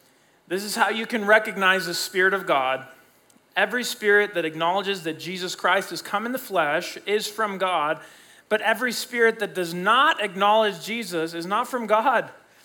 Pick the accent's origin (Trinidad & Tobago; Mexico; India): Mexico; Mexico City; I grew up as a missionary kid. I grew up in Mexico City, Mexico, so I'm bilingual and bicultural. My mom's Mexican, my dad's American.